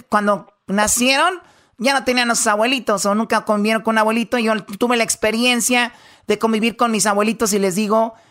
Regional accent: Nayarit, Mexico; Yo soy de Nayarit, de, México.

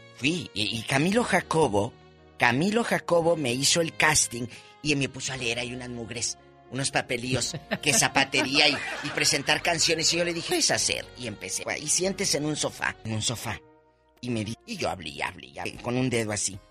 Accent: northern Mexico, Mexico; Soy norteña.

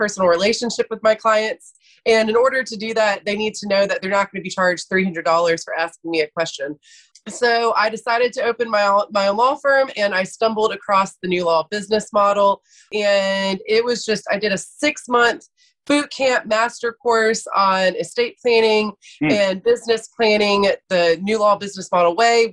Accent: Athens, Georgia, United States; also born or lived in Atlanta, Georgia; I am from Athens, Georgia. So I was born and raised a dog

